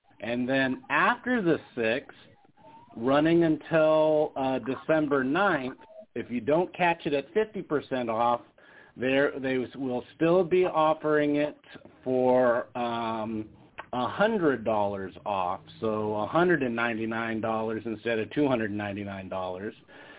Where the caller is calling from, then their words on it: Las Vegas, Nevada, United States; Hey, it's … from Vegas.